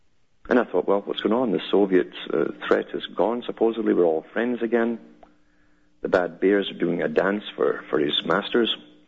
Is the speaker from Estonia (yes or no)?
no; United Kingdom; I came from Britain. I knew how Britain worked. It's a prototype for the world.